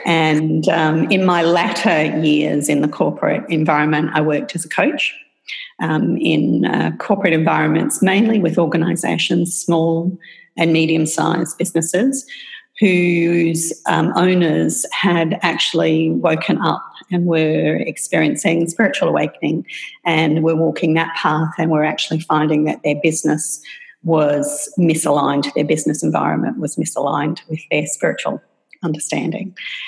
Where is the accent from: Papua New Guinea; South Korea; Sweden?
Papua New Guinea; accent: Australian; moved away; also born or lived in Australia; So I think everybody can tell by my accent that I'm Australian. And I was born in Australia, but raised in Papua New Guinea. My parents took the decision when we were very, my brother, sister and I were very, very young to move there for my father's work.